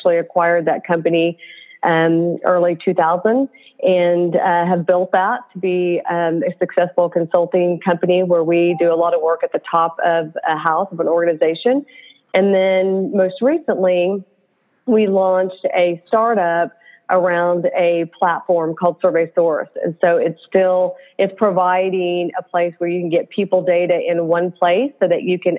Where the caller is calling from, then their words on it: Oklahoma City, Oklahoma, United States; From Oklahoma City.